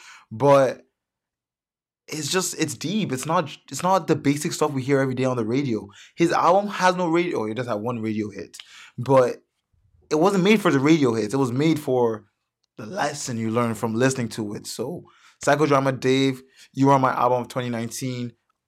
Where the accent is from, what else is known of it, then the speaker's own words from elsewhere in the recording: Nigeria; And he's Nigerian. I'm Nigerian. There's just that connection.